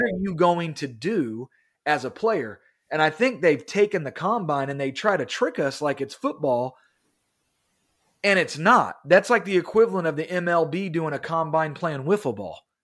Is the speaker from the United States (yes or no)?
yes; Kansas City, United States; we're from Kansas City